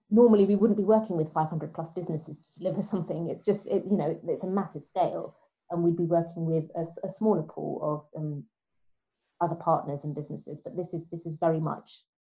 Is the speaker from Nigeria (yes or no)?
no; London, United Kingdom; because I'm a Londoner